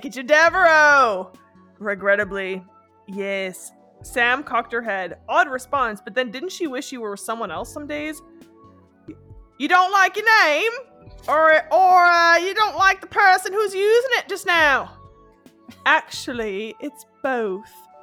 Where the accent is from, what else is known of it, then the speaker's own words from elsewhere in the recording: Canada; first language French; English is a second language; I am Canadian